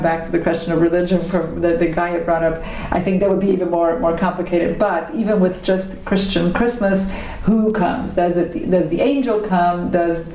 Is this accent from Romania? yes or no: yes; Romania; also born or lived in United States; now in Germany; I was raised Hungarian, but because I was already born in Romania